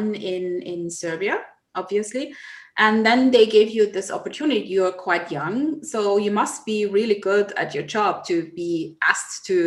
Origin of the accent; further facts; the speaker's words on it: Nigeria; moved away; I grew up in Nigeria